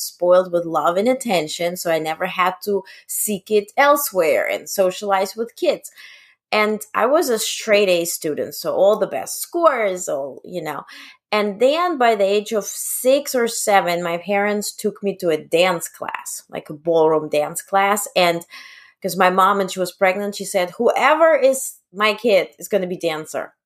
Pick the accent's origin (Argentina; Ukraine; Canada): Ukraine; moved away; I was born in Ukraine